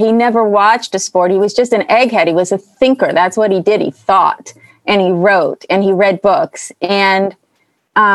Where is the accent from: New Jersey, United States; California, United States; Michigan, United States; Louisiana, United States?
California, United States; Berkeley; I grew up in Berkeley.